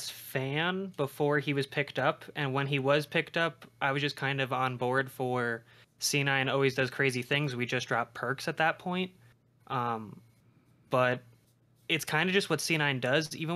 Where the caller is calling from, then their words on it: Denver, Colorado, United States; Calling from Denver, Colorado.